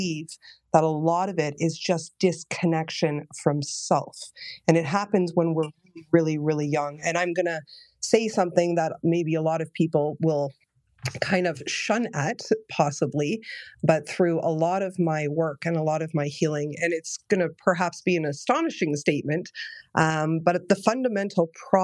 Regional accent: Toronto, Ontario, Canada; in Canada, I'm from Toronto, Ontario, Canada

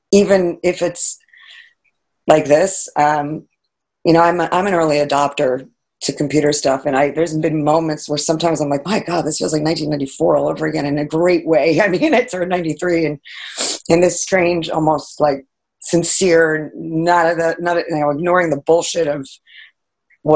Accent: Fire Island, New York, United States; now in New York City, United States; I grew up in Fire Island here

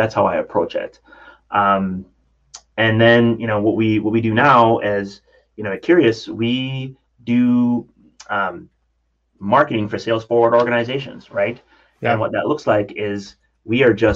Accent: Jamaica; I grew up in Jamaica

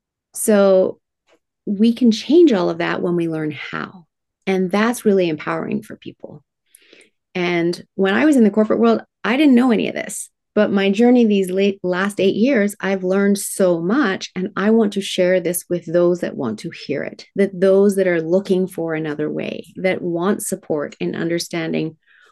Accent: Tokyo, Japan; I was raised in Tokyo, Japan in the 1970s, manufacturing plants spewing out toxins. Yes, it was very cool being raised in Japan.

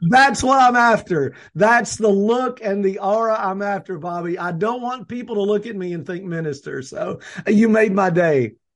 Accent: the South, United States; I say niche, people say niche. I'm from the South

